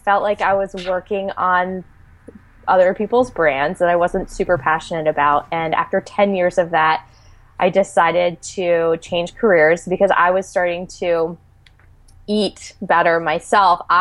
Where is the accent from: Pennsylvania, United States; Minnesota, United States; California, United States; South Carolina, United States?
Pennsylvania, United States; now in Philadelphia, United States; No, I grew up in the Wilkes-Barre Scranton area in Pennsylvania, and went to Temple University. So I've been here since 2002.